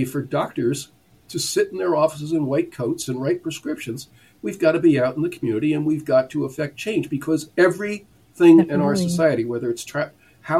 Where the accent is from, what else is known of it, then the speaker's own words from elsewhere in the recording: Newark, New Jersey, United States; I grew up in Newark, New Jersey, and it's a poor city